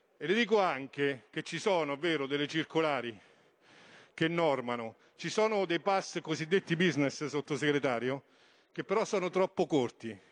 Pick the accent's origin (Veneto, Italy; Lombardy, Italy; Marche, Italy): Marche, Italy; Montegranaro; mio paese Montegranaro